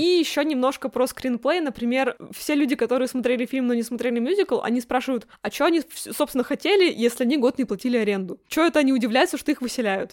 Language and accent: Russian; the Urals, Russia; Я росла на Урале